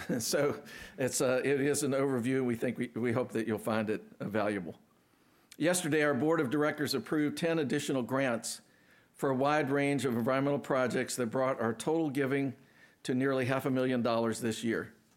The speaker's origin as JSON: {"language": "English", "town": "Akron", "region": "Ohio", "country": "United States", "tie": "born or raised there", "moved": "yes", "said": "I grew up in Akron."}